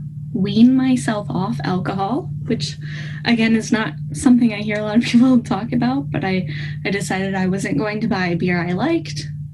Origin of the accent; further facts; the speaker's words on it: East Coast, United States; because I'm from the East Coast at sea level and Denver's Mile High City, right?